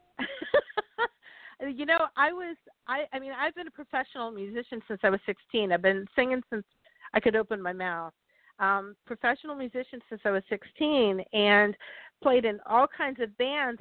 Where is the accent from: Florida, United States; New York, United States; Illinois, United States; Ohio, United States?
Florida, United States; the place I grew up here in Florida